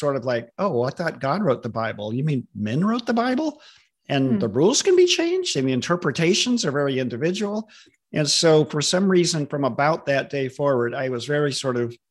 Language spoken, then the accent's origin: English; Southern California, United States; also born or lived in Stockton, California / Long Beach, California; now in Redmond, United States; I grew up in Southern California